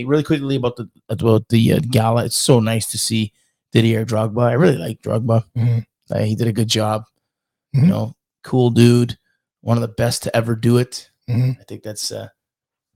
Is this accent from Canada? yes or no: yes; Canada; I'm Canadian.